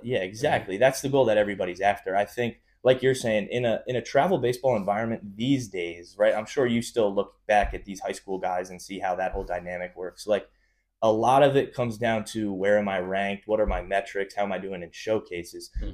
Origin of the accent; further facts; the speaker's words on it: North Brunswick, New Jersey, United States; growing up in North Brunswick, I was always in the same grade as Tyler, Chich's older brother